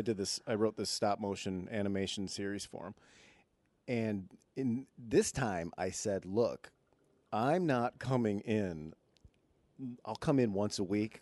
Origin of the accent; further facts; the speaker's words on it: Michigan, United States; I'm from Michigan